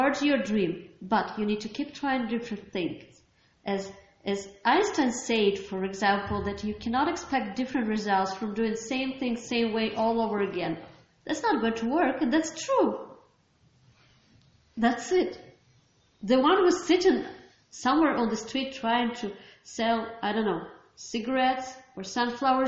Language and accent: English; Ukraine; I'm from Ukraine